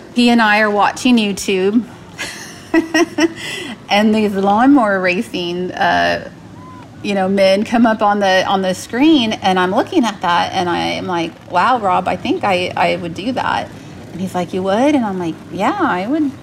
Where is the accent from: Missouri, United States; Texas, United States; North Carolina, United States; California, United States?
Texas, United States; San Antonio; born or raised there